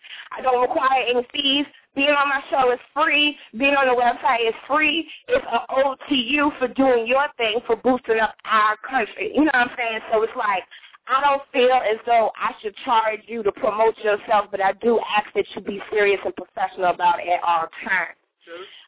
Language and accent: English; New York City, New York, United States; now in Virginia, United States; I don't come from Virginia, okay? I come from New York. I'm from Queens. Far Rockaway